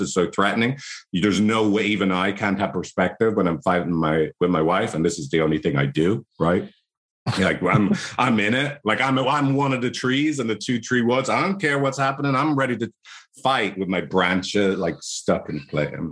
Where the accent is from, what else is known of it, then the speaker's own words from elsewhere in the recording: Ireland; accent: Irish; my annoying Irish accent